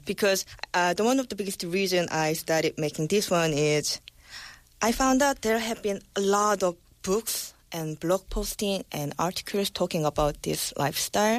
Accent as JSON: {"language": "English", "country": "South Korea", "said": "now I'm back to my home country"}